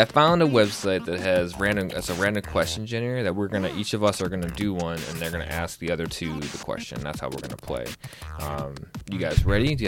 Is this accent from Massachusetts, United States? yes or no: no; outside of Chicago, Illinois, United States; I grew up right outside of Chicago